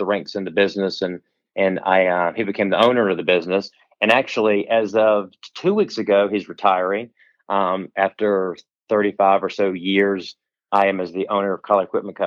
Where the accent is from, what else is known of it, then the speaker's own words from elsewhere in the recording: Virginia, United States; moved away as an adult; now in North Carolina, United States; growing up in Virginia, we have lots of great schools